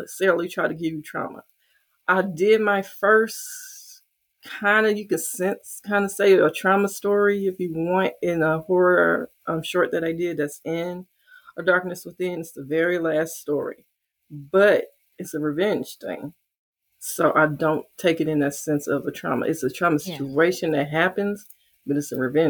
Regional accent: St. Louis, Missouri, United States; I'm from St. Louis

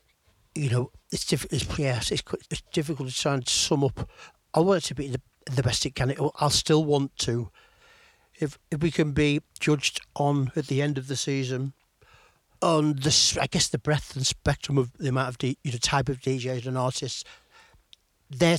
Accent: Chester, North West England, United Kingdom; also born or lived in Manchester; I was born in Chester, brought up in Chester

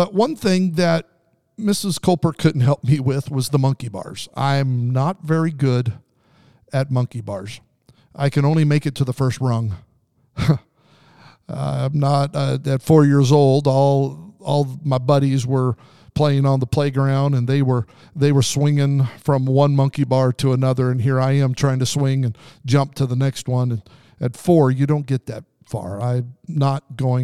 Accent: Southern Idaho, United States; also born or lived in Pendleton, Oregon / Salinas, California; till I was 9 years old, we lived there before moving to Southern Idaho.

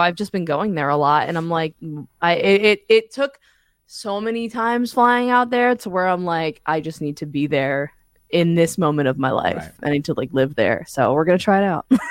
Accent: Point Pleasant, New Jersey, United States; moved away as an adult; now in Los Angeles, United States; where I'm from specifically. So like I'm from Point Pleasant

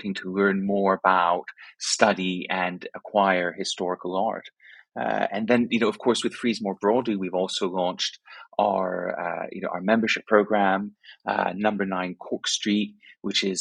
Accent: Rome, Lazio, Italy; moved away as an adult; now in United Kingdom; I grew up in Rome, Italy, and went to school there, then went to university here in the UK

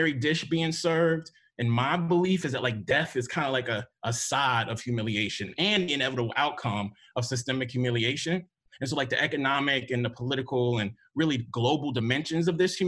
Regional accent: Mississippi, United States; I am from Mississippi

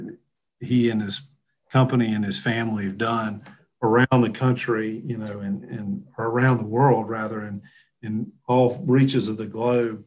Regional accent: the South, United States; I'm from the South, you know, we're big in the shagging and the oldies down here.

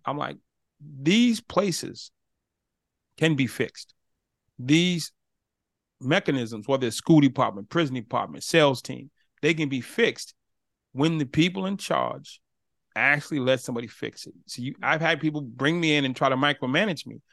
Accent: Boston, Massachusetts, United States; I'm from Boston

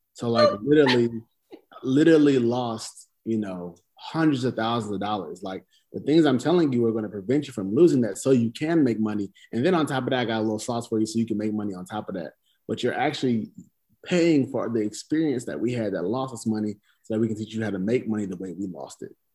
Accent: the South, United States; I'm from the South

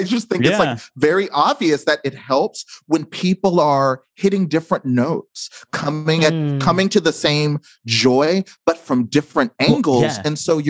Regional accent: the South, United States; And we're also all from the South

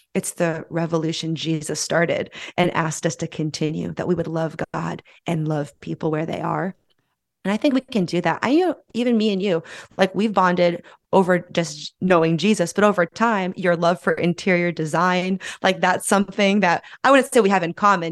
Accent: San Francisco, California, United States; moved away as an adult; my hometown of San Francisco

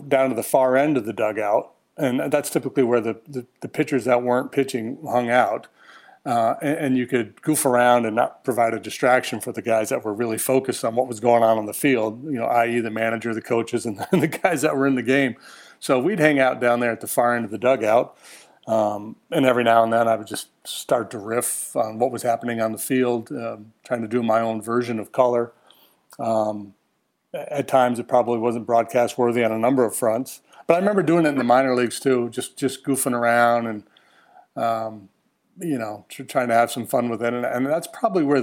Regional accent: Massena, New York, United States; moved away; I grew up in Messina, which right on the Canadian border at the top of New York State

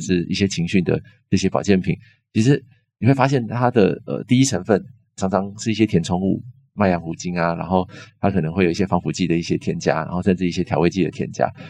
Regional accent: Longjing, Taichung, Taiwan; 我以前在台中荣景长大

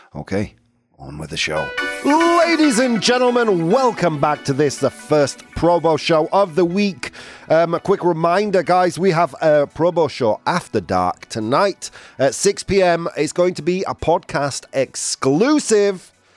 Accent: England, United Kingdom; moved away; my hometown

